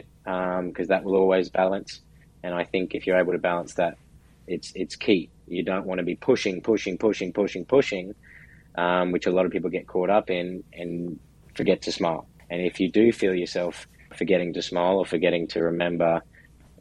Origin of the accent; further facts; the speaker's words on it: Brisbane, Queensland, Australia; moved away as an adult; now in New York, United States; where I'm from in Brisbane, Australia, the summers are also quite hot.